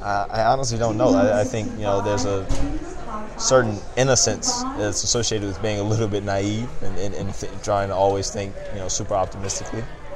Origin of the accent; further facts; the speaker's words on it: Atlanta, Georgia, United States; I'm from Atlanta.